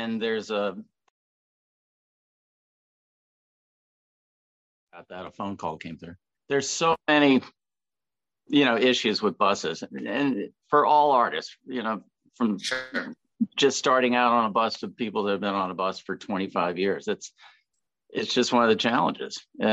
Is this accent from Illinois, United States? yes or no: no; Connecticut, United States; also born or lived in Alabama; now in Atlanta, United States; I grew up in Connecticut as a kid, but my family was from Alabama